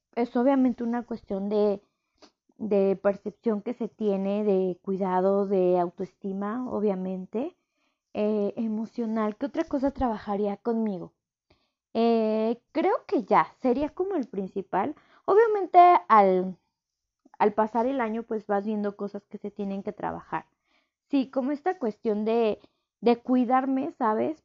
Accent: Mexico City, Mexico; yo soy de Ciudad de México

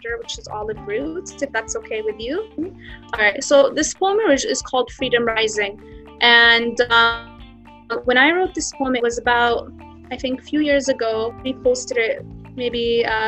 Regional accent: Canada; also born or lived in Jenin, West Bank / Halhul, Hebron; I grew up in Canada all my life

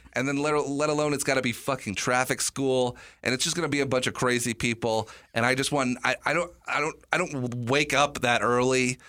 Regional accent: New York, United States; moved away; I was born in New York

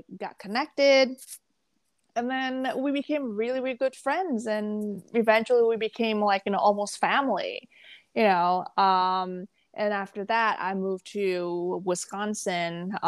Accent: Jakarta, Indonesia; moved away; also born or lived in Malaysia / Singapore / Thailand; Because like I moved out from Jakarta where I grew up. I was in Malaysia for a little bit and then Singapore for a little bit.

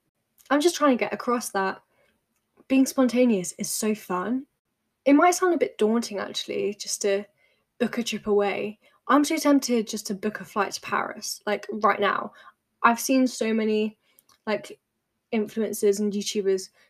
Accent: United Kingdom; as British people

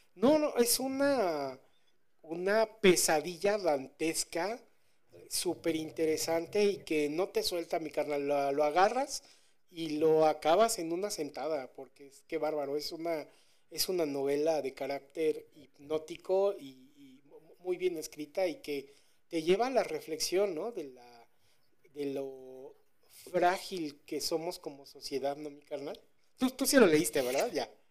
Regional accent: Mexico

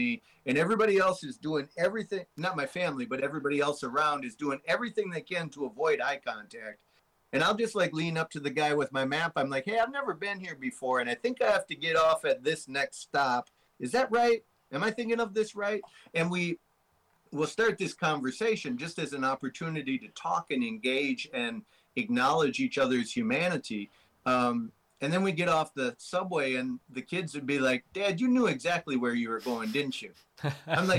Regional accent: Minnesota, United States; I'm from Minnesota

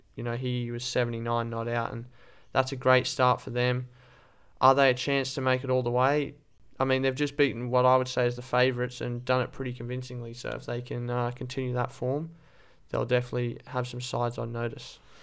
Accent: Australia; as an Australian fan

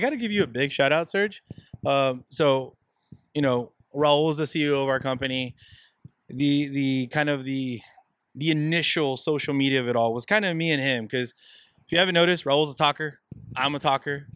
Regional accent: Southern California, United States; we're Mexican Americans, guys. We're we're born and raised in Southern California

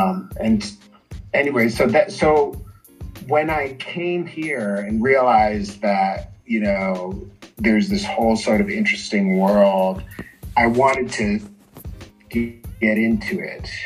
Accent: Washington, District of Columbia, United States; moved away as an adult; now in Brasilia, Brazil; I am from Washington D.C., the capital

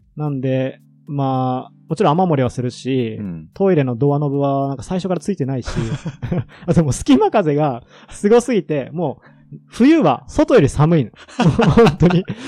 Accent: Iwate, Japan; moved away as an adult; also born or lived in Tokyo; 出身地が岩手県

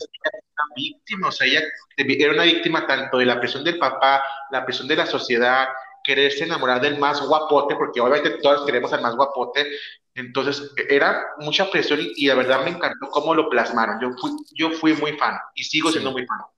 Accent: northern Mexico, Mexico; yo ando acá en el norte, mi chavo, yo estoy acá norteño, sangre caliente

